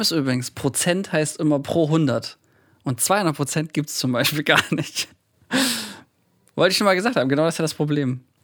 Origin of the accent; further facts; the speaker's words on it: Thuringia, Germany; ich komme aus Thüringen